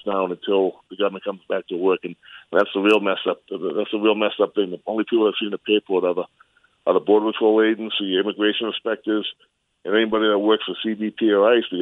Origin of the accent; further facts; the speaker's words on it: Randolph, Massachusetts, United States; now in El Paso, United States; I'm originally from Randolph, but I live here in El Paso.